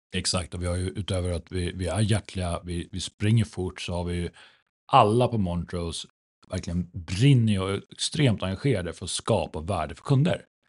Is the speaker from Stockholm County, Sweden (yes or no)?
no; Umeå, Västerbotten County, Sweden; moved away; född och uppvuxen i Norrland. Om en aningen lägre ner på kartan